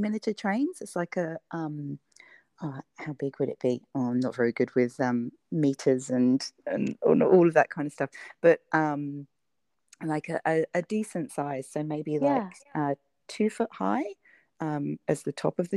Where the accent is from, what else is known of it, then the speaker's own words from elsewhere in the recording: United Kingdom; moved away as an adult; now in Australia; you might be able to tell from my weird accent that I'm originally from the UK, and okay. I moved to Australia about 10 years ago